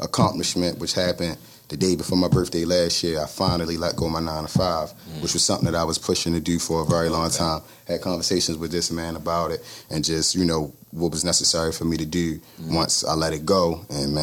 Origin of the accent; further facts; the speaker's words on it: Baltimore, Maryland, United States; I'm from Baltimore.